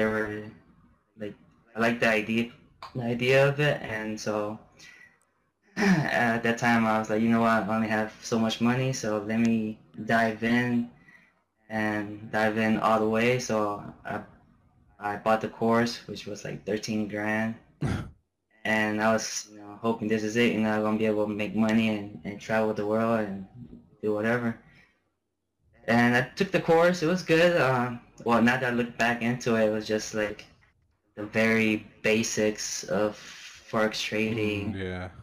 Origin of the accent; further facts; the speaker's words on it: Florida, United States; moved away as an adult; also born or lived in Germany / Honduras / Kuwait; now in Afghanistan; I was born and raised in Florida